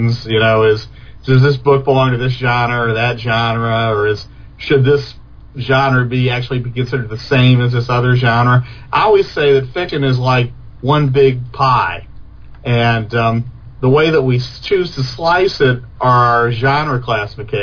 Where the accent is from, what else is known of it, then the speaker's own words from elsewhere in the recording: Columbus, Ohio, United States; I grew up in Columbus, Ohio